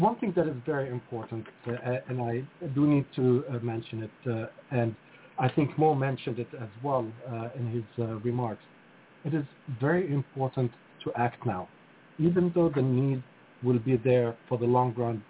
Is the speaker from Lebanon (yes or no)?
yes; Lebanon; moved away; I'm originally from Lebanon, and I grew up during the civil war in Lebanon